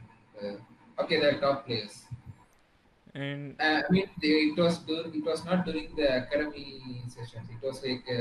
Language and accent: English; Tamil Nadu, India; I came all the way from Tamil Nadu